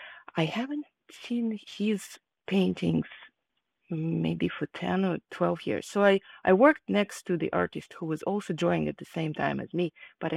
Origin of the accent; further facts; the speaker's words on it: Kharkiv, Kharkiv Oblast, Ukraine; English is a second language; moved away as an adult; now in United States; I was born in Ukraine, in the city of Kharkiv, and at that moment it was part of the USSR. I grew up there, and I moved to the United States after I finished my higher education.